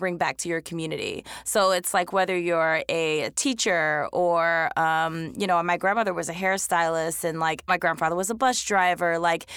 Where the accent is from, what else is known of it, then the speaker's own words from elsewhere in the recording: Philadelphia, Pennsylvania, United States; also born or lived in Washington, D.C.; I'm from Philly